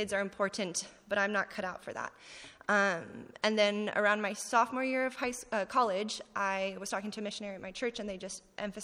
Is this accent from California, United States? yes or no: yes; California, United States; moved away as an adult; I'm from California, born and raised